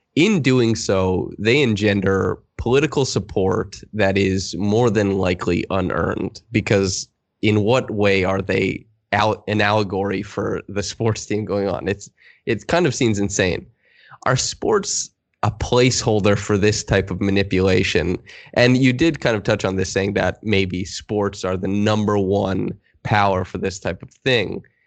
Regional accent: Saskatchewan, Canada; I'm from Saskatchewan

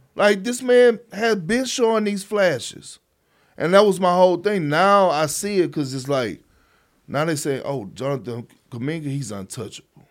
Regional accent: Beaumont, Texas, United States; also born or lived in Port Arthur, Texas; my hometown

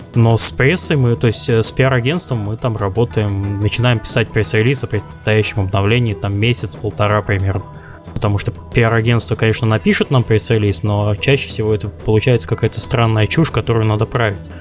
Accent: Kaliningrad, Kaliningrad Oblast, Russia; я из Калининграда

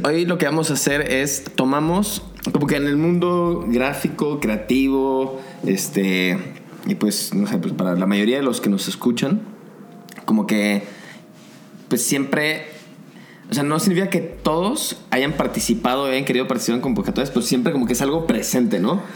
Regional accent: Zapopan, Jalisco, Mexico; yo soy de Zapopan

